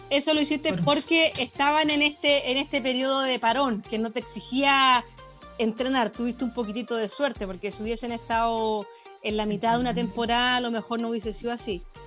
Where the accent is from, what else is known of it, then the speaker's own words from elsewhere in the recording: Chile; como chilena promedio, cuando uno está en el colegio